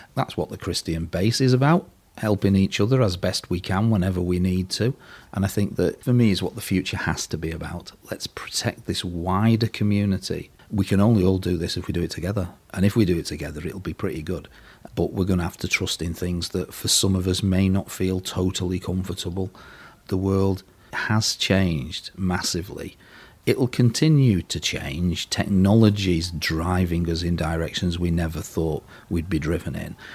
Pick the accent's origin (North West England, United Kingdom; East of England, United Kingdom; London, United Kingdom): North West England, United Kingdom; Burtonwood; also born or lived in Liverpool; I was born in Burton Wood, little village somewhere between Liverpool and Warrington. And I went to school at St Vincent's School for the Blind in Liverpool